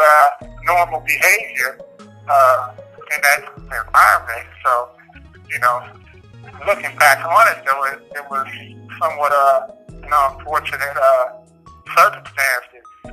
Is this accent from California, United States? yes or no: yes; Compton, California, United States; moved away as an adult; now in Pennsylvania, United States; I was born and raised in South Los Angeles, Compton area